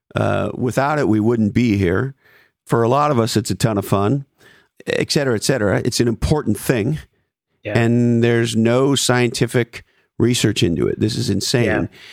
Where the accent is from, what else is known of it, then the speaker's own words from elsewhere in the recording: Montreal, Quebec, Canada; I grew up in Montreal, Canada